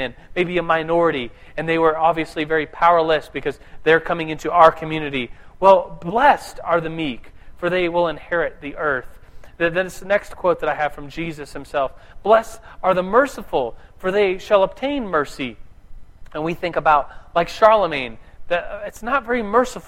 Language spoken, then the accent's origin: English; United States; I'm an American